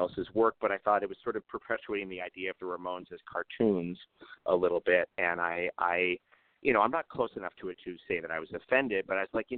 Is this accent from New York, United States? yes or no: yes; New York City, New York, United States; my background is I grew up in New York City